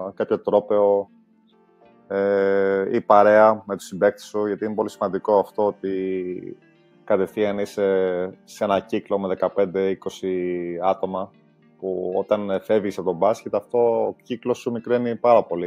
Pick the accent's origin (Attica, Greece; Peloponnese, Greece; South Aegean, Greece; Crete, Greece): Attica, Greece; Glyfada; also born or lived in London, England; γεννήθηκα στην Αγγλία, αλλά μεγάλωσα στην Ελλάδα